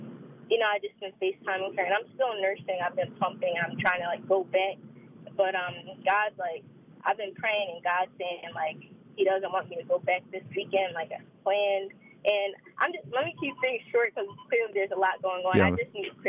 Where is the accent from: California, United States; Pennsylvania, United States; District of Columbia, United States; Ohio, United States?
Pennsylvania, United States; Philadelphia; moved away as an adult; now in Denver, United States; I'm a mom to a one-year-old daughter, and I'm from Philadelphia, and me and my brother just drove out here to Denver about a month ago.